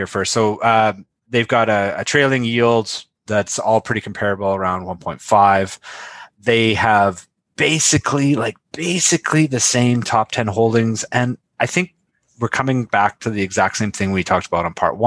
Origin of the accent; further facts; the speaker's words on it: Canada